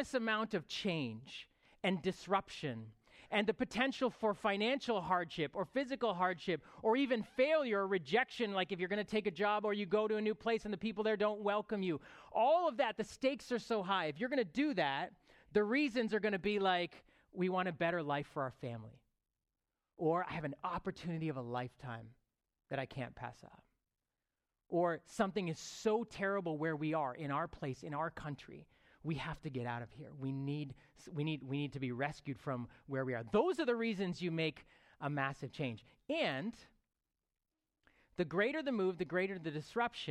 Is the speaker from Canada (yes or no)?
yes; Toronto, Ontario, Canada; I lived in Rexdale for about 21 years, where my church was 30 yards away, my high school was 100 yards away, and that was sort of my life. 39 of those years, I lived in the 6, like, as we know, the GTA